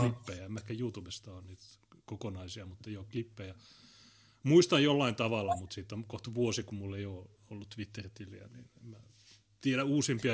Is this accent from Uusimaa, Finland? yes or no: no; Oulu, North Ostrobothnia, Finland; Meillä Oulussa